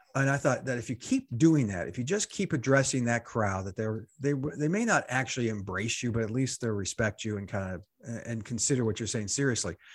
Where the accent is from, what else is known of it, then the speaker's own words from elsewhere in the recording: United States; I'm an American, not so publicly educated